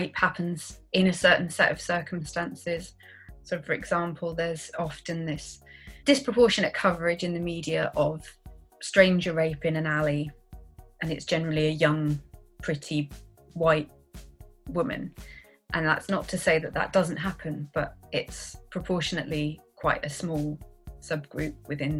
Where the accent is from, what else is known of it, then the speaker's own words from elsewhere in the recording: Cambridge, East of England, United Kingdom; I'm from Cambridge in the UK, obviously, and I'm an only child, so I think I probably got a lot more attention than other children might do. Yeah, I grew up in Cambridge